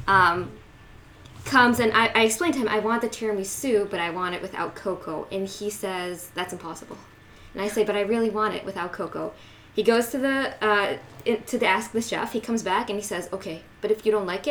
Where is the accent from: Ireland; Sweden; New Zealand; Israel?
Israel; moved away; I was born in Israel and served in the army.